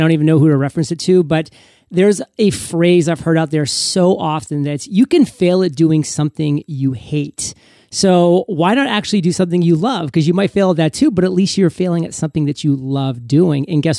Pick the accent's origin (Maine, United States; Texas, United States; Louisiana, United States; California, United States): Maine, United States; now in Puerto Rico; So I know that you know I'm from Puerto Rico, or I live in Puerto Rico now, but I'm from Maine originally.